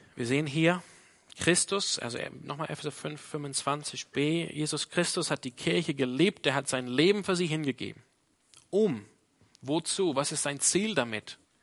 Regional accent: Australia; now in Freiburg, Germany; meine Prägung als Australier

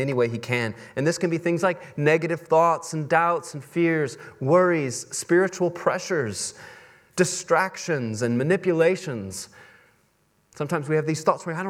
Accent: Texas, United States; moved away; I come from Texas

